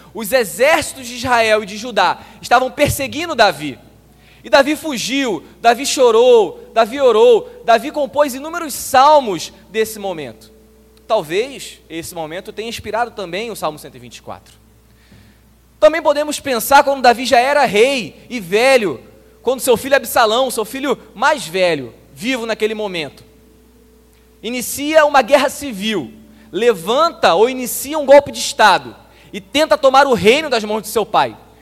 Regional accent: Nova Iguaçu, Rio de Janeiro, Brazil; eu sou de Nova Iguaçu, o município mais pobre na região metropolitana do Rio de Janeiro

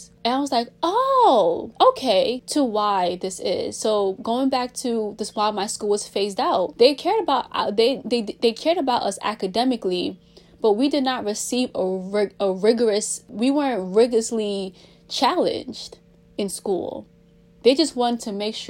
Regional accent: New York City, New York, United States; also born or lived in Washington, D.C.; I'm from Brooklyn, New York. I was raised in New York City, raised practically my whole life since an infant in Brooklyn.

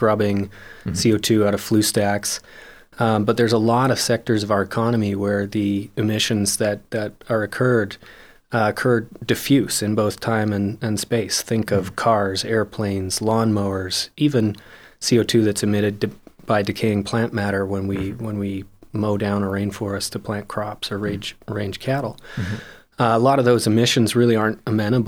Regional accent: Calgary, Alberta, Canada; I was born and raised here in Calgary

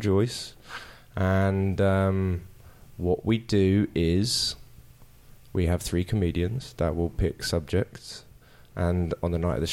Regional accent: London, United Kingdom; moved away as an adult; now in Washington, D.C., United States; From South London.

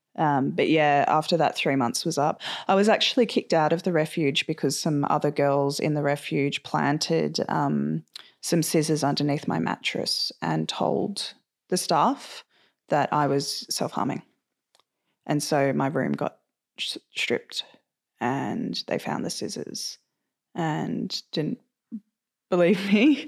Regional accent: Sydney, New South Wales, Australia; I was born and raised in Sydney. I spent uh, the majority of my time growing up on the lower north shore of Sydney

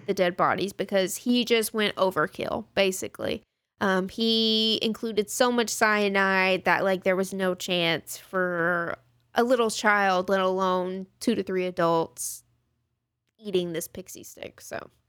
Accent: Texas, United States; we're from Texas

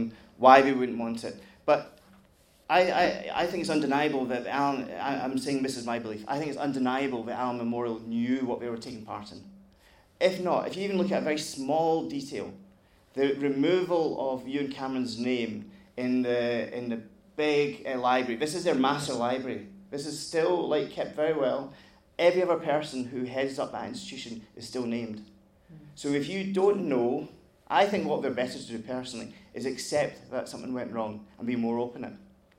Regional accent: Glasgow, Scotland, United Kingdom; speak to someone in America and you say "greetings from Glasgow," it's done me enormously good. And being a Scot and being proud.

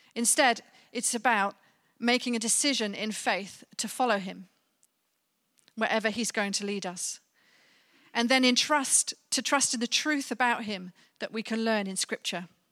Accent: Birmingham, West Midlands, United Kingdom; my time growing up in Birmingham

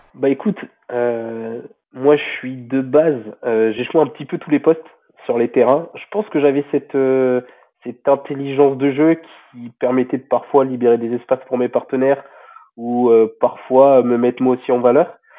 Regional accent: Rouen, Normandy, France; also born or lived in Tarbes; je suis issu de Rouen, déjà vraiment de base. Et mon club, c'était la SPTT de Rouen à l'époque

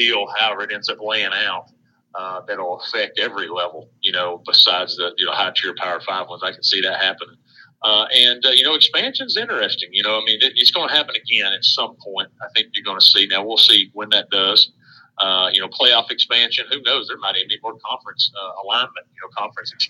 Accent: East Tennessee, United States; born and raised in East Tennessee

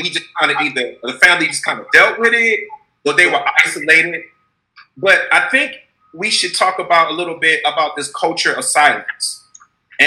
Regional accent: Detroit, Michigan, United States; I'm from Detroit

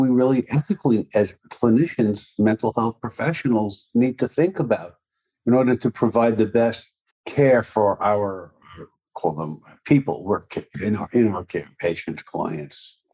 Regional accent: Jersey City, New Jersey, United States; I was born in the States, Jersey City, New Jersey

